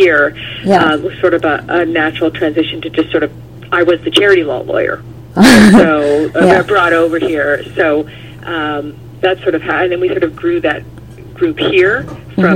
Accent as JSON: {"language": "English", "town": "Toronto", "region": "Ontario", "country": "Canada", "tie": "born or raised there", "also_born_or_lived": "Montreal", "said": "So I was born in Montreal, and I moved to Toronto when I was young"}